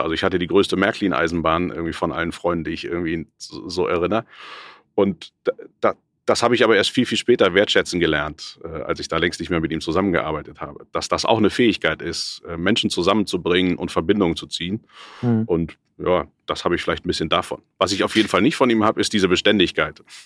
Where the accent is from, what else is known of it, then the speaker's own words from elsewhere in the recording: Cologne, North Rhine-Westphalia, Germany; ich bin in Köln geboren, habe da in einer kleinen Agentur gearbeitet